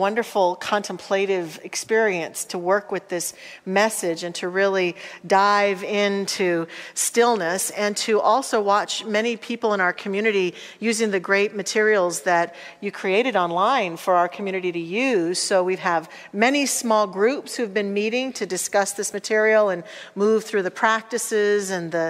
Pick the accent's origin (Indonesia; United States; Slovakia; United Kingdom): United States; Salida, Colorado; I'm a fifth generation Coloradan, and I was born in Salida, Colorado